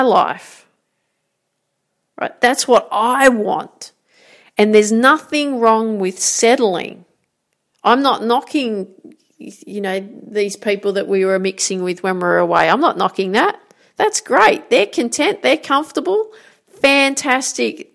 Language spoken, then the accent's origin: English; Grafton, New South Wales, Australia; moved away; So I grew up in Grafton, called the Jacaranda City